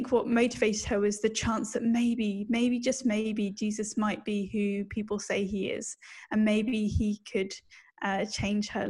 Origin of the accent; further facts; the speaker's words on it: United Kingdom; accent: British; now in Australia; you can tell that I'm British from my accent